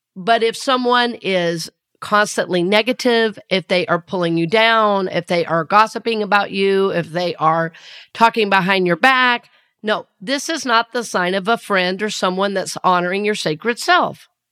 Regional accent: the South, United States; accent: Southern; I grew up in the South

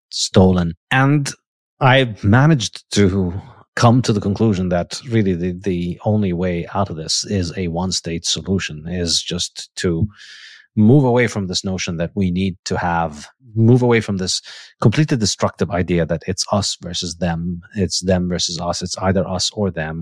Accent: Ramallah, West Bank, Palestine; So I grew up in Ramallah

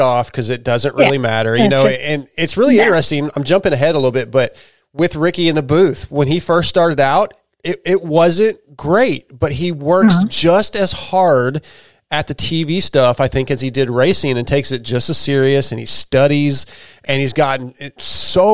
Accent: San Diego, California, United States; now in Texas, United States; I was born in San Diego, but I live in Texas.

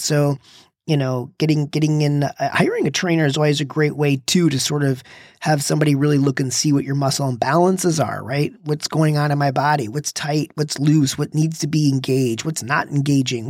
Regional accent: Michigan, United States; I'm from Michigan where it's very cold and we used to start the car in the morning

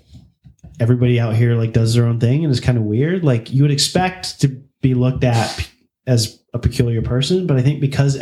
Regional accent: Birmingham, Alabama, United States; moved away as an adult; also born or lived in New York; now in California, United States; I actually grew up in Birmingham. So I grew up in the Bible Belt in the South and lived in that and existed in that till I was 23, I guess, before I left home, or I left Alabama

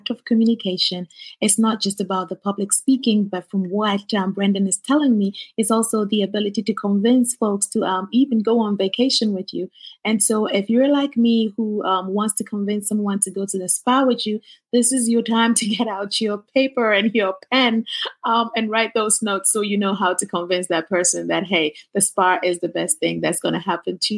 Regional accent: Ghana; moved away; I'm originally from Ghana, West Africa.

